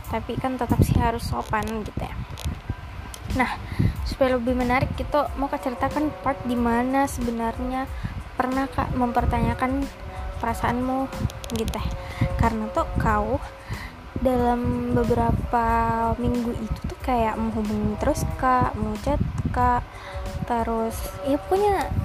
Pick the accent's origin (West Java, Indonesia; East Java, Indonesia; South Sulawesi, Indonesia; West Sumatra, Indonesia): South Sulawesi, Indonesia; Makassar; jadi sebenarnya aku orang Makassar ya guys. Jadi uh, ya aku bisa bicara uh, bahasa gini.